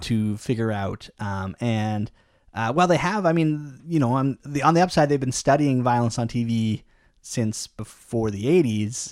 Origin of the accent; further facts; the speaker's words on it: Canada; we're very Canadian